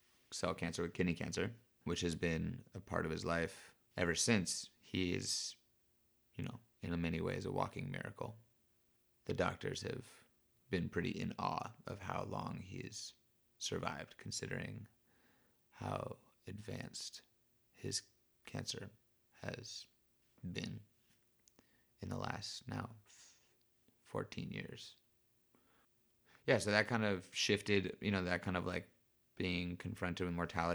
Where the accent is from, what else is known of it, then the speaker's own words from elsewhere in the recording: Berkeley, California, United States; I was raised in South Berkeley, right by the Oakland border, where I now make hats and help to take care of my dad.